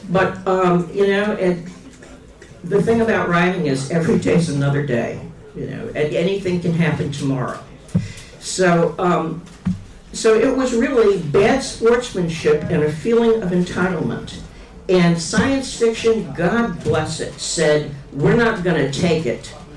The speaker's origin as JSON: {"language": "English", "region": "Massachusetts", "country": "United States", "tie": "born or raised there", "also_born_or_lived": "Kansas City area", "moved": "as an adult", "said": "I moved from Massachusetts to the Kansas City area"}